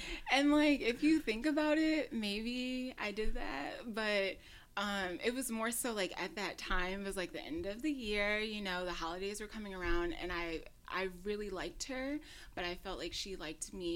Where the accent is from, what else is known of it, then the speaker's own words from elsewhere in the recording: Detroit, Michigan, United States; also born or lived in Los Angeles; now in New York, United States; I'm originally from Detroit, and I've been living in New York for almost like 4 years